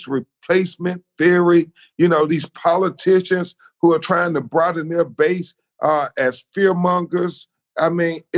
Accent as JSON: {"language": "English", "region": "Florida", "country": "United States", "tie": "born or raised there", "said": "my home state of Florida"}